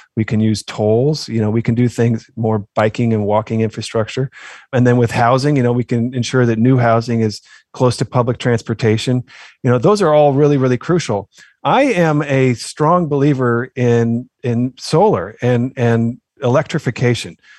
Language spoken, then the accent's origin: English; Oakland, California, United States; now in Maryland, United States; growing up in Oakland, California.